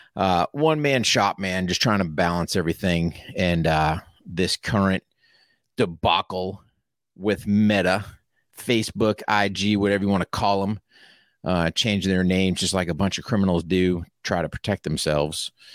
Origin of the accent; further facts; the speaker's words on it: United States; I'm an American